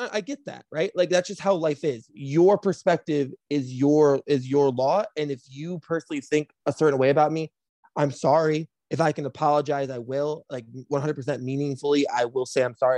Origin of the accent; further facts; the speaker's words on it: Flint, Michigan, United States; moved away as an adult; now in Chicago, United States; I was born and raised in Flint, Michigan